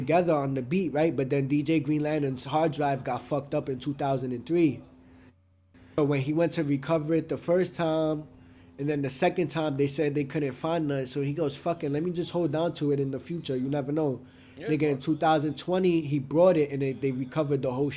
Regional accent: New York City, New York, United States; I'm from Brooklyn

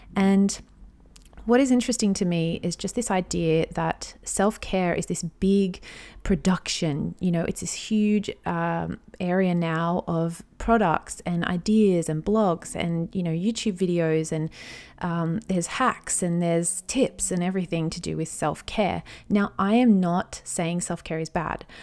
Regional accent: Australia; I'm an Aussie mum in my thirties

